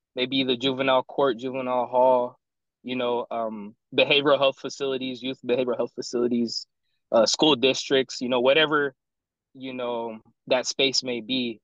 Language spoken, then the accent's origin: English; San Diego, California, United States; moved away as an adult; also born or lived in South Dakota; I'm I'm from San Diego